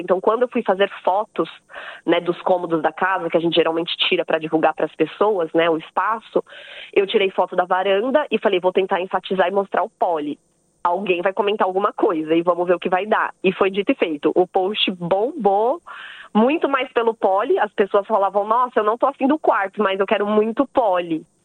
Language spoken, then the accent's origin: Portuguese; São Paulo, Brazil; moved away as an adult; now in Brisbane, Australia; eu sou de São Paulo, lá no Brasil